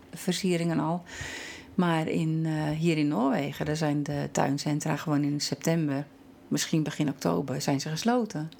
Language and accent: Dutch; Netherlands; moved away as an adult; now in Norway; wij hebben als Nederlander